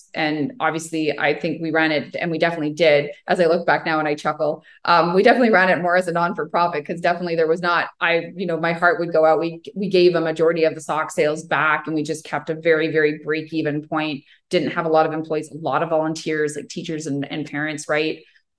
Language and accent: English; Ottawa, Ontario, Canada; And we can't get to the debate competition in Toronto and we're from Ottawa.